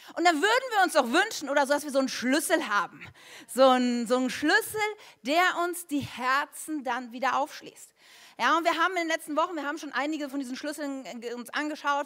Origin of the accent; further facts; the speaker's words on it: Germany; wir Deutsche